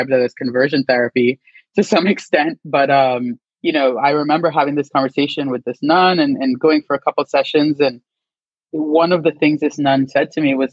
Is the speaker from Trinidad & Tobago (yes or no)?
yes; San Fernando, Trinidad & Tobago; moved away as an adult; also born or lived in New York; I was born in Trinidad, San Fernando, to be exact. And I lived in Trinidad until I was about 18 before I went to college at St. John's University in New York